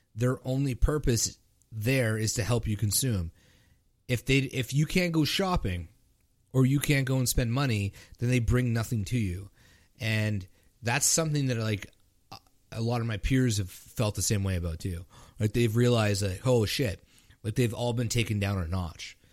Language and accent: English; Canada; I'm Canadian